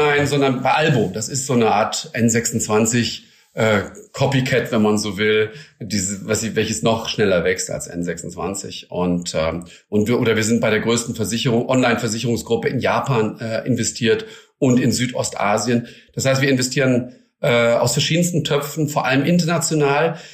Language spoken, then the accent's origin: German; Germany; bei uns in Deutschland